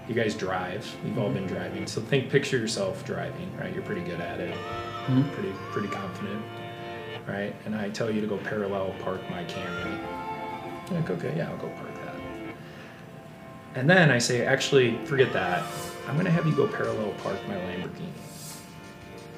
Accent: Green Bay, Wisconsin, United States; I grew up in Green Bay

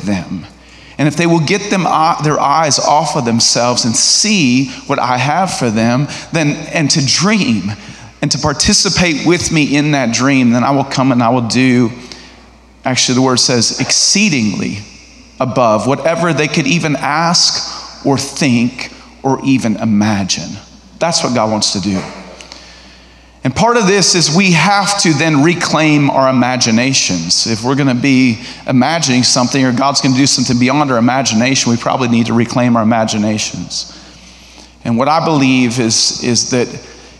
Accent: Nebraska, United States; moved away as an adult; now in Arkansas, United States; I'm from Nebraska

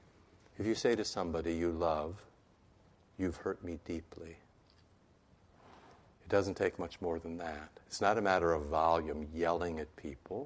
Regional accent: Iowa, United States; I grew up in Iowa

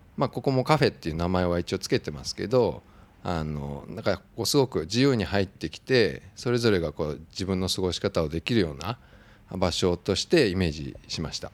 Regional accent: Kawagoe, Saitama, Japan; moved away as an adult; 実家の川越に戻ってきた

